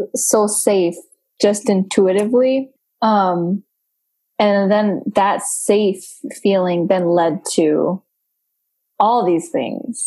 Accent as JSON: {"language": "English", "country": "Romania", "moved": "yes", "lives_now": "United States", "said": "when people ask me you know where are you from I'm like from romania"}